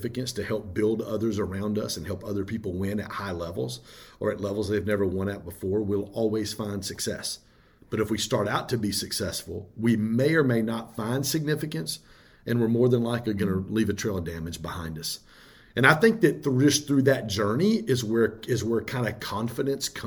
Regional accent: Michigan, United States; I grew up in Michigan

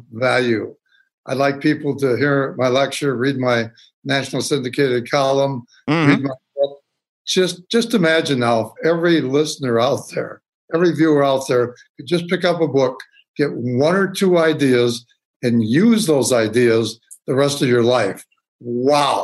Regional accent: St. Paul, Minnesota, United States; I'm a Twin Cities businessman, born and raised in St. Paul, University of Minnesota

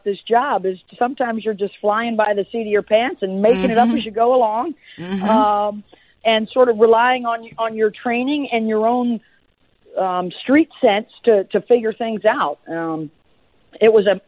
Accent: Syracuse, New York, United States; It was back in my hometown

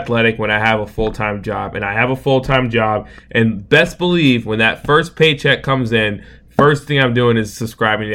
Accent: Atlanta, Georgia, United States; I'm from Atlanta

